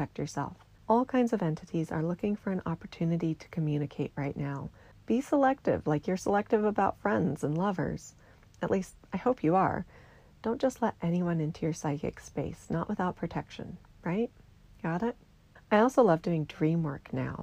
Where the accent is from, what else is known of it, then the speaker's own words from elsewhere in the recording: American Southwest, United States; I grew up in the American Southwest, surrounded by these traditions in my own community